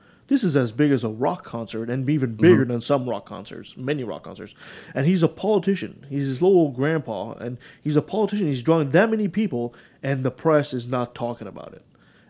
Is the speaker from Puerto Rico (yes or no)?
no; Canada; as a Canadian